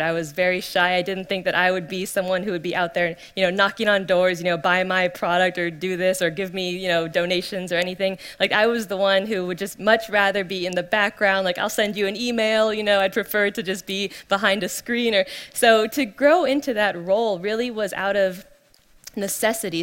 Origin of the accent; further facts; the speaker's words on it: California, United States; born and raised in California